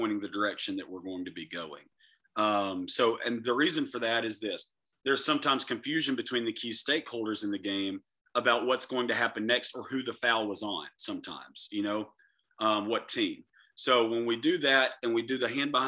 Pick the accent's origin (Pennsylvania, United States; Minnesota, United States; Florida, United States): Florida, United States; also born or lived in Lakeland, Florida; I'm from Florida. Lakeland, Florida is where I live